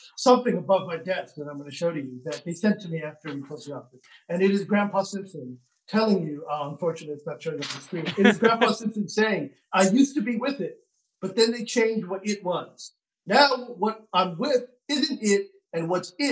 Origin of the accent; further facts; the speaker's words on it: Bangladesh; moved away; I'm from Bangladesh. You know, it's where I was born.